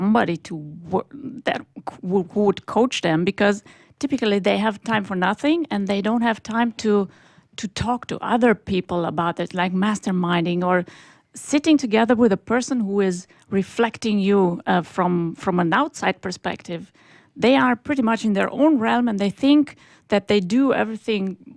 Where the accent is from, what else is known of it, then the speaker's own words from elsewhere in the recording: Romania; moved away; also born or lived in Germany; I am originally from Romania